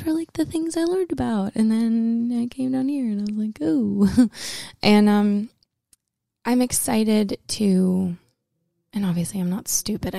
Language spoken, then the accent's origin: English; the North, United States; also born or lived in Los Angeles; now in Nashville, United States; I grew up in the North, where all of our statues are for the good guys